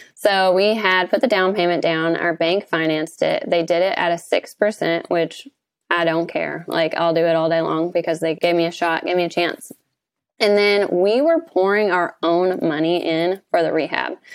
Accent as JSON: {"language": "English", "region": "Kentucky", "country": "United States", "tie": "born or raised there", "said": "We have a ten-unit resort on the lake that we do short-term rentals here in my hometown"}